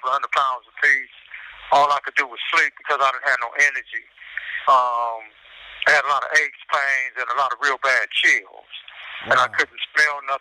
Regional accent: Los Angeles, California, United States; the areas that I grew up in Watts

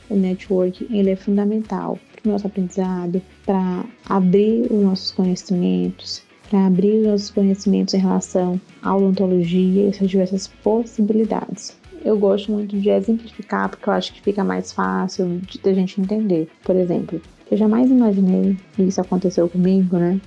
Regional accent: Maranhão, Brazil; Eu sou uma cirurgiã dentista do Nordeste, do Maranhão

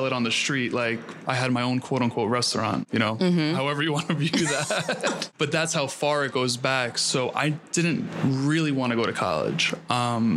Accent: New York City, New York, United States; I grew up in Queens

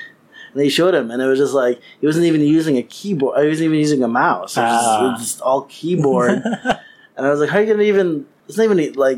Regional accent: Chicago, Illinois, United States; I'm from Chicago, so I hold Chicago-style pizza very sacredly.

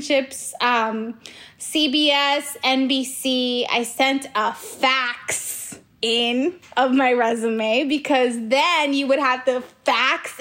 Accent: Los Angeles, California, United States; I grew up in Hollywood

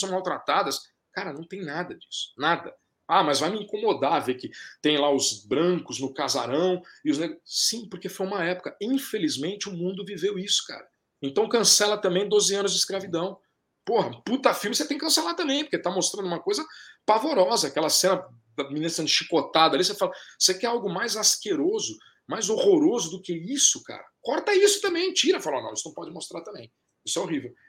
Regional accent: Brazil; pra nós que somos brasileiros

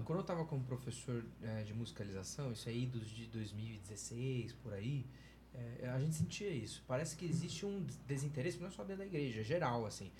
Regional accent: Campinas, São Paulo, Brazil; A igreja que eu, que eu fui parte e da qual eu cresci lá em Campinas

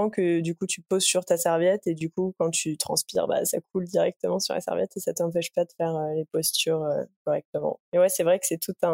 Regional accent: near Paris, Île-de-France, France; moved away as an adult; now in Montreal, Canada; comme tu l'as dit, j'ai 25 ans, euh, je viens d'Île-de-France à la base, à côté

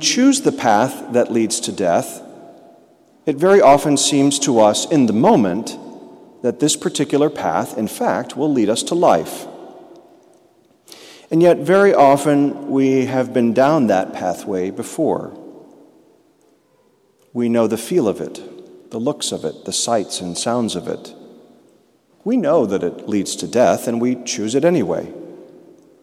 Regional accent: Peoria, Illinois, United States; moved away as an adult; now in Kansas City, United States; We grew up together in Peoria, Illinois, went to high school together

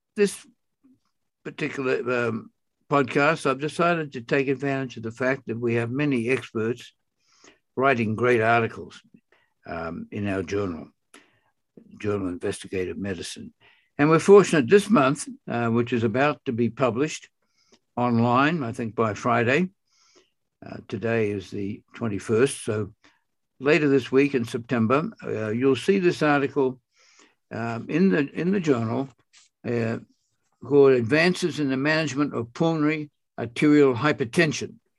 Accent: Australia; I'm from Australia

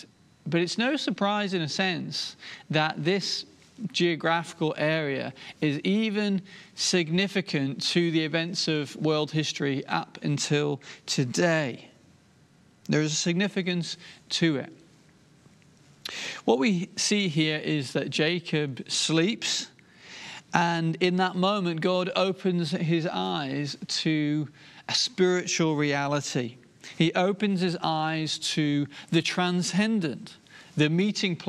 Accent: Inverurie, Scotland, United Kingdom; now in England; where I was born, up in Aberdeenshire and in Verurie.

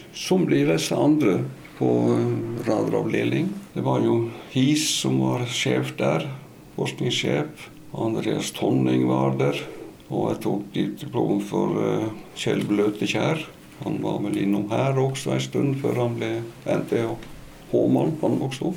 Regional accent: Stryn, Vestland, Norway; moved away as an adult; jeg er jo fra bondegård i Stryn

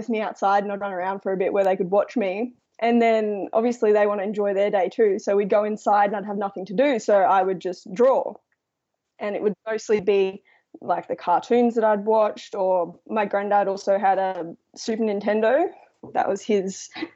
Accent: Brisbane, Queensland, Australia; I was born in Brisbane, which is the capital

